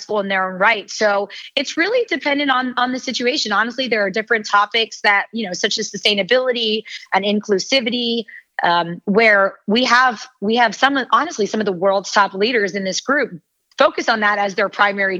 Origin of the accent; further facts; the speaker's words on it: New Jersey, United States; I come from a sailing family. I'm from New Jersey